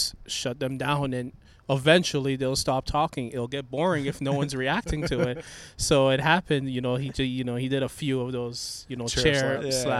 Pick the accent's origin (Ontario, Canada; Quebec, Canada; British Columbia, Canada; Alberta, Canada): Ontario, Canada; Toronto; moved away as an adult; now in Memphis, United States; I was born in Toronto